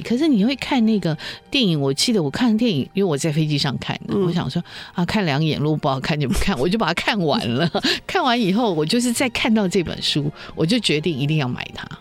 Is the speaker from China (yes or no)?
no; Taiwan; 我们台湾人